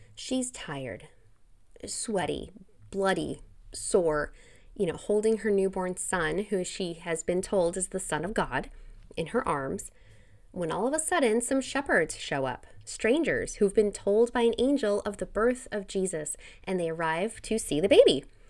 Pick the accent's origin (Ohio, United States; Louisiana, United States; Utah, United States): Utah, United States; I was raised in Utah, not as a Mormon